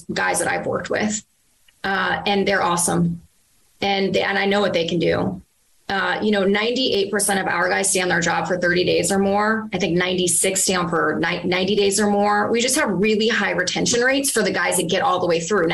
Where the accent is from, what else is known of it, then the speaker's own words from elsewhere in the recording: Virginia, United States; moved away; I was in my hometown in Virginia